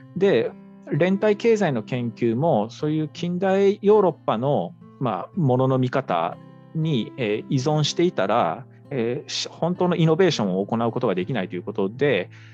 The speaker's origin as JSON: {"language": "Japanese", "region": "Seto Inland Sea coastal and island area", "country": "Japan", "tie": "born or raised there", "moved": "yes", "said": "僕があの生まれ育った瀬戸内海の沿岸島し部"}